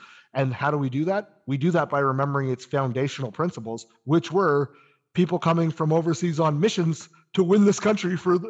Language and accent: English; Canada; So we are Canadian citizens.